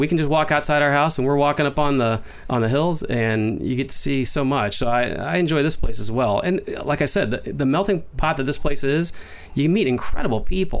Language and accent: English; Kansas City, Missouri, United States; also born or lived in Wisconsin / Colorado / Illinois / Chicago; now in Danville, United States; I lived in Wisconsin. I've lived in Colorado in the Front Range. My growing up years, my formative years, were in Kansas City.